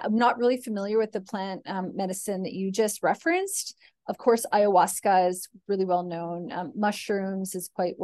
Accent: Canada; now in Australia; I'm Canadian

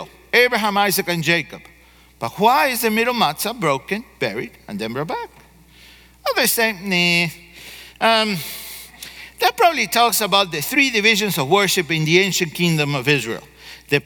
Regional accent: Argentina; moved away; I grew up in Argentina

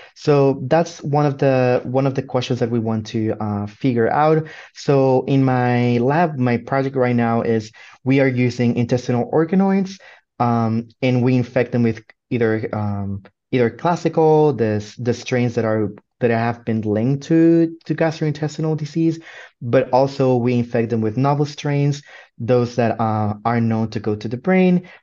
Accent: Puerto Rico; moved away as an adult; now in Michigan, United States; I come from Puerto Rico

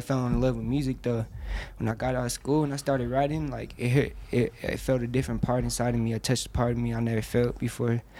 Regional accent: Denver, Colorado, United States; also born or lived in Omaha; I'm from Denver, but I was born in Omaha. But I'm from Denver

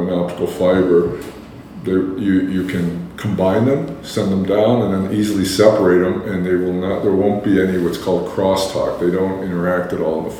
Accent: Buffalo, New York, United States; I grew up in Buffalo, New York

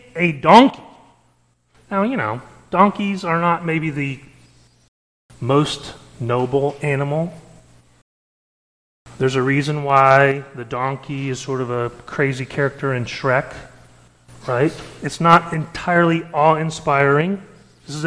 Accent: Springfield, Missouri, United States; now in Oklahoma City, United States; my hometown, Springfield, Missouri

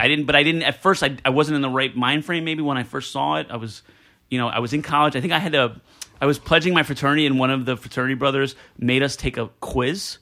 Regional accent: Elizabeth, New Jersey, United States; I grew up in Elizabeth, New Jersey

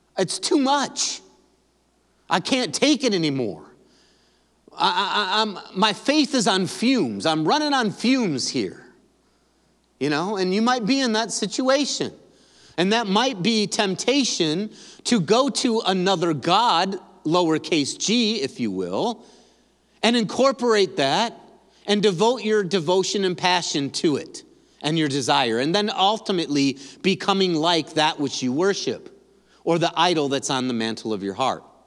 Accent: Grand Rapids, Michigan, United States; We're from Grand Rapids

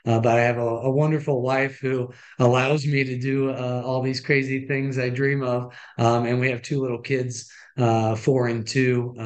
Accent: Washington, Missouri, United States; I'm from Washington, Missouri, which is just about an hour west of St. Louis

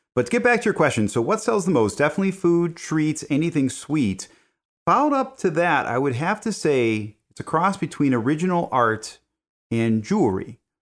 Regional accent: Villa Park, Illinois, United States; Lunar Brewing in Villa Park, which is in my hometown

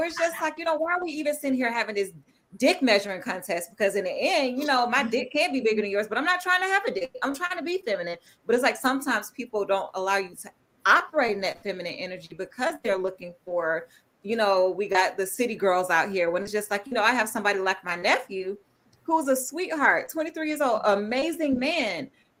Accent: the South, United States; you would know me that I'm still from the South. So I'm real Southern and traditional, but it comes off that way.

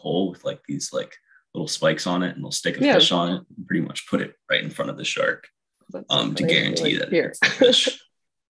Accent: New Jersey, United States; moved away as an adult; now in Florida, United States; growing up in South Jersey, about an hour away from the beach

